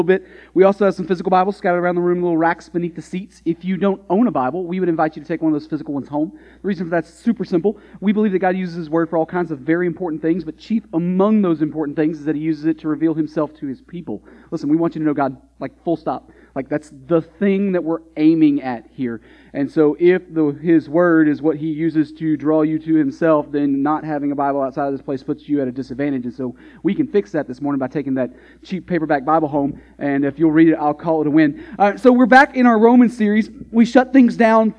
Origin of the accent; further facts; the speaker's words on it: Texas, United States; now in New England, United States; growing up in Texas